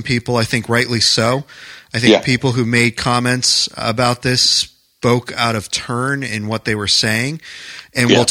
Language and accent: English; New Hampshire, United States; moved away as an adult; also born or lived in New York